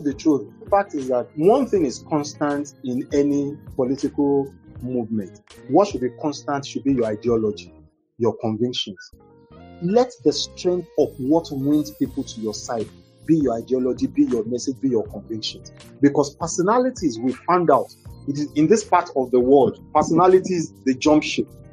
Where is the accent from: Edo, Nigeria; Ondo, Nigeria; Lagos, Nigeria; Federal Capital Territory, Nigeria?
Ondo, Nigeria; Igbotako; moved away; also born or lived in Ibadan; I'm from Igbotako